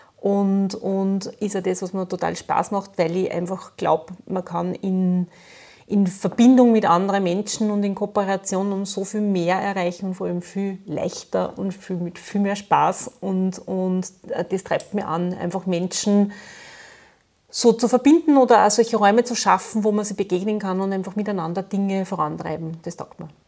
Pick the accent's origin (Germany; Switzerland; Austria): Austria; Linz, Upper Austria; ich komme aus Linz